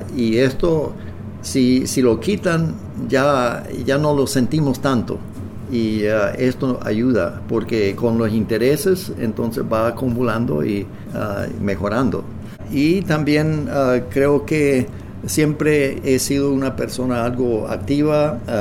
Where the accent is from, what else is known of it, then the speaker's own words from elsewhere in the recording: near Swift Current, Saskatchewan, Canada; Spanish is a second language; moved away as an adult; also born or lived in Nicaragua / Manitoba; Ambos somos del área de, bueno, de la provincia de Saskatchewan, ah, eh, cerca de la ciudad de Swift Current